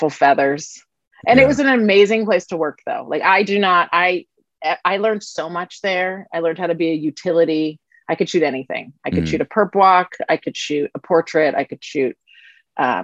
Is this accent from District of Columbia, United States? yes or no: yes; Washington, District of Columbia, United States; I'm from Washington, D.C., actually, born and raised in the District of Columbia